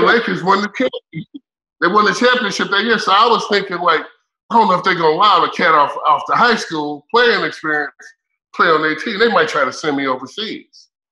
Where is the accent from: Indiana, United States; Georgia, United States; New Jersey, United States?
Indiana, United States; I'm from Indiana